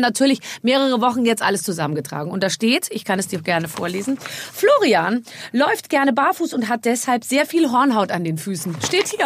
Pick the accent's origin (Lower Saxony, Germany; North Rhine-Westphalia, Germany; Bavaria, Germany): Bavaria, Germany; Munich; ich bin ja auch aus München